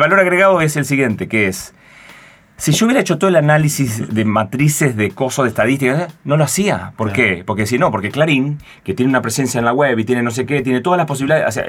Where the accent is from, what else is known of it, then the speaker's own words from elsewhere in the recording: Concordia, Entre Ríos, Argentina; moved away as an adult; also born or lived in Buenos Aires; Yo soy de Entre Ríos, de Concordia, y estudié primaria y secundaria en Concordia